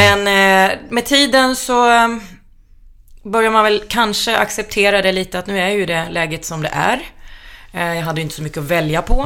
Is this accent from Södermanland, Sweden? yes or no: yes; Flen, Södermanland, Sweden; moved away; i den lilla hålan där jag är ifrån i Flen